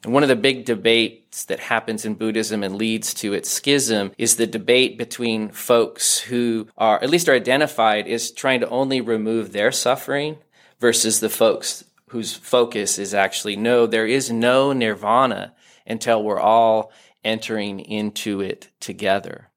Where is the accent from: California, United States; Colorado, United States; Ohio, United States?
Colorado, United States; Denver; moved away as an adult; also born or lived in Santa Barbara; growing up in Denver and then doing my PhD in Santa Barbara on the left coast